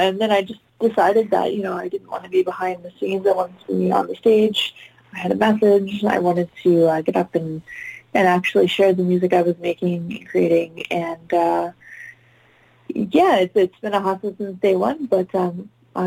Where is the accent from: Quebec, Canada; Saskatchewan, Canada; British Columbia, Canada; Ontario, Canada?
British Columbia, Canada; Vancouver; So I grew up in Vancouver, Canada. So I'm Canadian